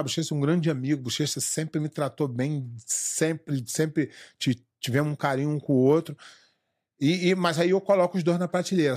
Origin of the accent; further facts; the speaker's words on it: Brazil; moved away as an adult; also born or lived in Rio de Janeiro; eu saí do Brasil há 14 anos